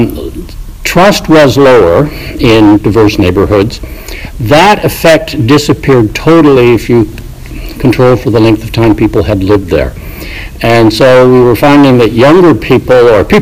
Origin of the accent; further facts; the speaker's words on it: Canada; I'm just projecting being a Canadian